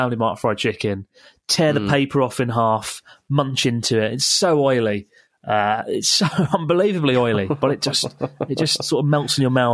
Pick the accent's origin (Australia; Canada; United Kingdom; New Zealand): United Kingdom; England; moved away as an adult; "Oh, England."